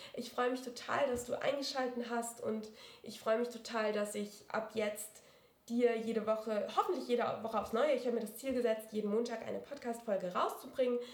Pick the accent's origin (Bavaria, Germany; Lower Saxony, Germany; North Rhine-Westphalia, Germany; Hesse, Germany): Hesse, Germany; Wiesbaden; moved away as an adult; also born or lived in Mainz; now in Munich, Germany; ich bin in Wiesbaden aufgewachsen